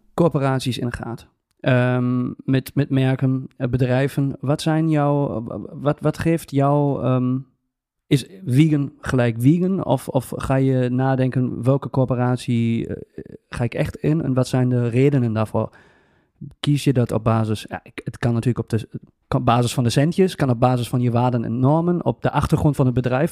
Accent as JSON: {"language": "Dutch", "country": "Germany", "second_language": "Dutch", "moved": "yes", "said": "ik als Duitser"}